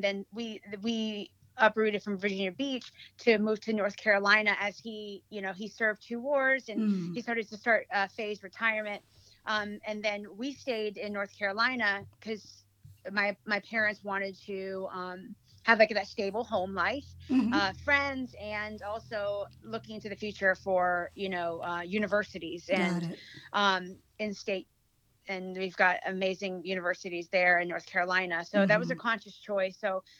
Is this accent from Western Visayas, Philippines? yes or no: yes; Western Visayas, Philippines; English is a second language; now in United States; I'm an immigrant from the Philippines. So I was born in Negros Occidental. I came from a military family.